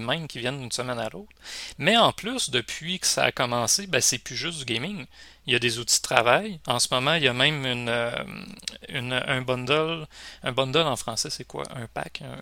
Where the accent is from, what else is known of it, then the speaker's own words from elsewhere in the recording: Rimouski, Quebec, Canada; Moi, je suis Rimouski, pas loin de la Gaspésie